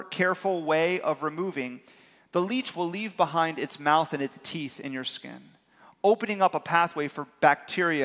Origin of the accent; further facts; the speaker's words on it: South Florida, United States; born and raised in South Florida